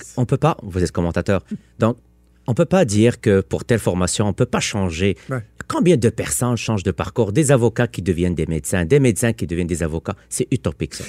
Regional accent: Quebec, Canada; En tant que Québécois

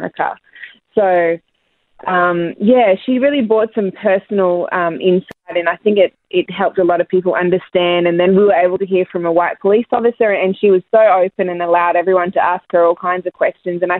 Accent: Ipswich, Queensland, Australia; moved away as an adult; now in United States; We were both born, like, Terrence was born in Brisbane, I was born in Ipswich.

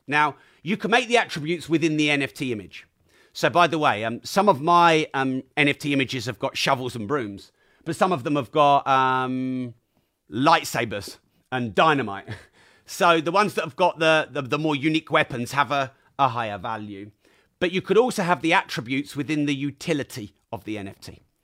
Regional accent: Peterborough, East of England, United Kingdom; I'm from Peterborough.

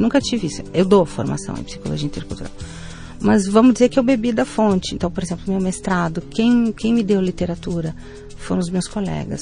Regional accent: Rio Grande do Sul, Brazil; also born or lived in Spain; eu sou gaúcha.

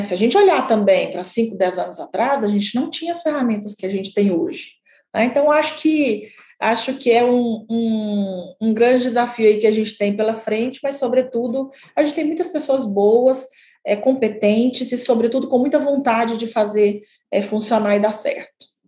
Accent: a town in the interior of Minas Gerais, Brazil; moved away; Eu sou de uma cidade do interior de Minas Gerais, né, de 20 mil habitantes

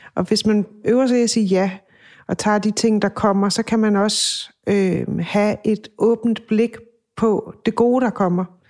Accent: Funen, Southern Denmark, Denmark; moved away; hjemme på Fyn

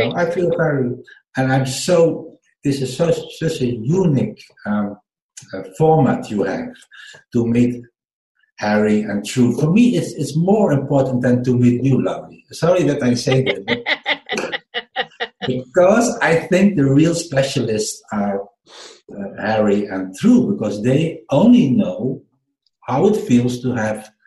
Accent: Netherlands; English is a second language; I'm from the Netherlands

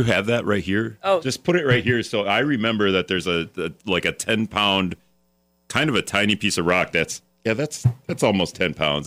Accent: Hortonville, Wisconsin, United States; I grew up in Hortonville too, so it was just tiny.

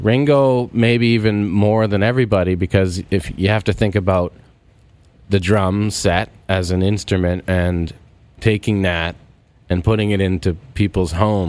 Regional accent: Canada; So, being a Canadian drummer, I had that, like, you kind of wore it as respect

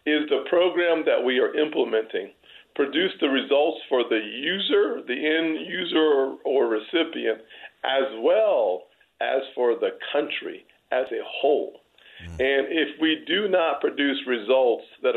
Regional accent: Deep South, United States; I am from the Deep South

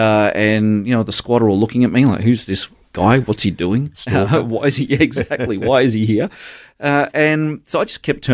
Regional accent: Gold Coast, Queensland, Australia; also born or lived in Brisbane / Darwin / Adelaide; We moved around a lot. I grew up on the Gold Coast.

